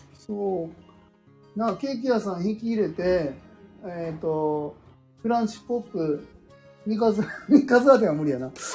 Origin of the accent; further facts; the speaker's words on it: Wakayama, Japan; 関西、僕和歌山なんですよ